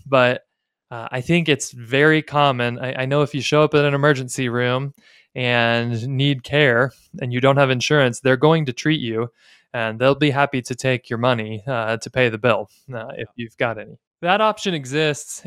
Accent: United States; as American evangelicals

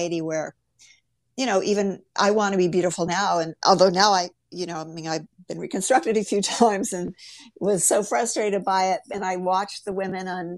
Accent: Ohio, United States; grew up in the Midwest in Ohio

